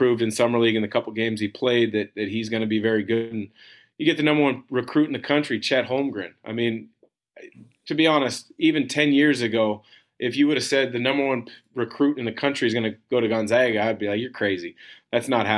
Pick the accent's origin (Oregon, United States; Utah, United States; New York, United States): Oregon, United States; Portland; I grew up in the Portland area